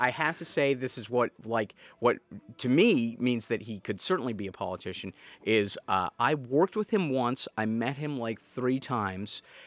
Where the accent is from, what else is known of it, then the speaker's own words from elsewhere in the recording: North Andover, Massachusetts, United States; also born or lived in Missouri / Portland, Oregon; now in Salem, United States; I grew up in North Andover